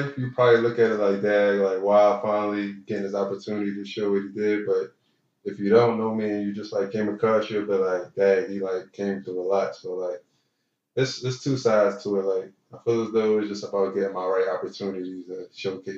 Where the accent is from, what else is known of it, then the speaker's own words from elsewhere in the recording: Philadelphia, Pennsylvania, United States; I grew up in South Philly